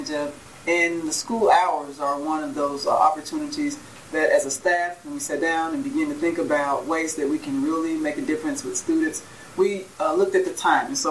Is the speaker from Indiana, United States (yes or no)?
yes; Gary, Indiana, United States; moved away as an adult; I'm actually from Gary, Indiana. I grew up there